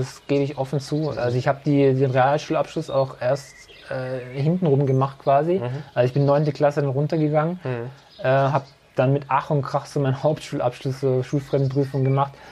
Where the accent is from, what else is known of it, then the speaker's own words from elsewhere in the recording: Herrenberg, Baden-Württemberg, Germany; ich bin jetzt seit 42 Jahren in Herrenberg, also gebürtiger Herrenberger.